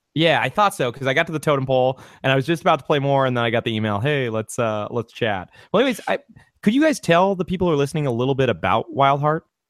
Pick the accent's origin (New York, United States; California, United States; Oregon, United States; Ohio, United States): California, United States; I'm from California